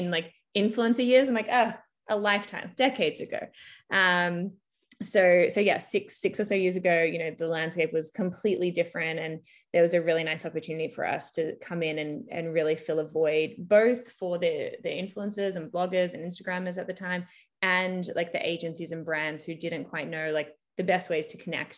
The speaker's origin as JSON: {"language": "English", "town": "Melbourne", "region": "Victoria", "country": "Australia", "moved": "as an adult", "lives_now": "Toronto, Canada", "said": "I'm from Melbourne, Australia originally."}